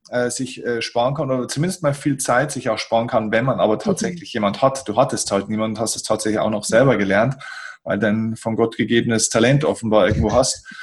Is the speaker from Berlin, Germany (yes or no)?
no; Bavaria, Germany; bei uns in Bayern sagt man ein bisschen krachert.